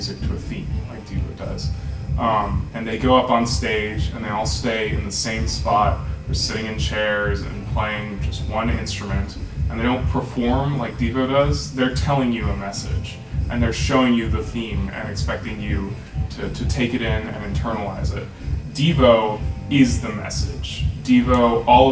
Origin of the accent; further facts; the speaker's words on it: Redmond, Washington, United States; I'm from Redmond, Washington